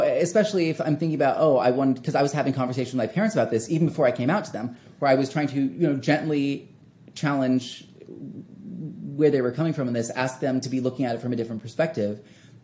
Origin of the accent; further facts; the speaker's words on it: Wichita, Kansas, United States; a different church in my hometown of Wichita, Kansas